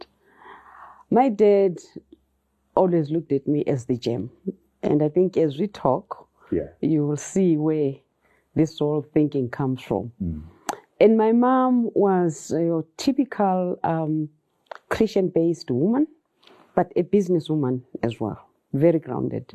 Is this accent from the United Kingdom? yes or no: no; Bulawayo, Zimbabwe; also born or lived in Luveve, Bulawayo; I learned a lot growing up in Makokoba. Though I left Makokoba, I think I was doing grade six when we left that suburb.